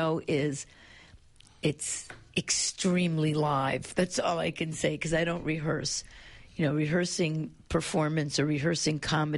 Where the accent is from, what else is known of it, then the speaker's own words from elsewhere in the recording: United States; also born or lived in Italy; now in Melbourne, Australia; I'm immigrant Italian, even so, I'm an anarchist, I'm an outsider. I left school when I was 13.